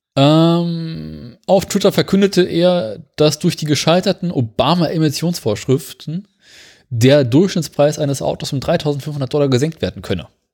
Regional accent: Berlin, Germany

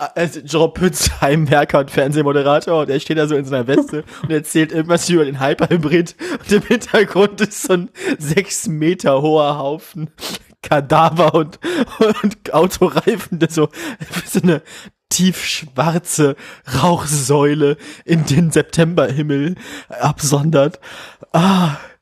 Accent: Bremen, Germany; moved away; als Bremerin

